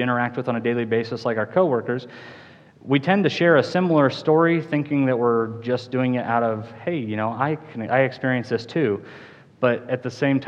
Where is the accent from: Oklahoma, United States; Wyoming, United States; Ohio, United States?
Wyoming, United States; Cheyenne; I grew up in Cheyenne, Wyoming, graduated from Central High School in 2005